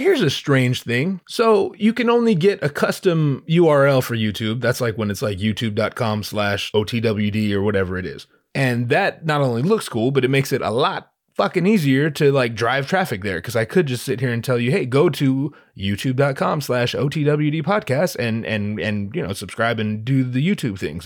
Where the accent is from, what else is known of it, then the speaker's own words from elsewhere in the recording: Southern California, United States; also born or lived in Los Angeles; I'm from Southern California